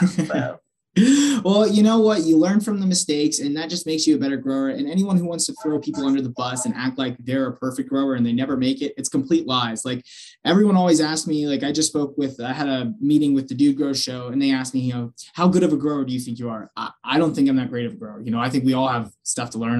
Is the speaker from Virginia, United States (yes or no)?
no; Pennsylvania, United States; I'm originally from Pennsylvania